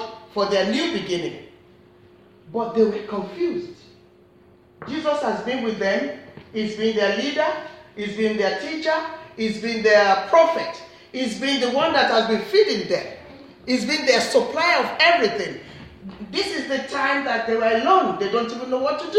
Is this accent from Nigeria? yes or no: yes; Nigeria; I'm a Nigerian, I've got accent